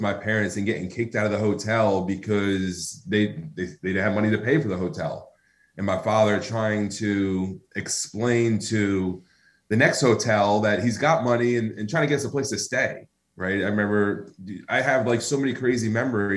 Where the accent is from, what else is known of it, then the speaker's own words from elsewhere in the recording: New Jersey, United States; also born or lived in Woodbridge, New Jersey; I grew up in New Jersey, which, you know, and man, by the time I was in high school, I probably lived in like 20 different places